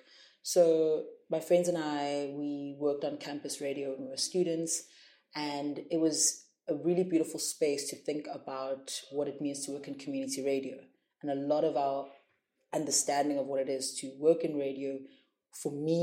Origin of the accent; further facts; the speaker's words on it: South Africa; I grew up with such a rich history of radio and media producers in South Africa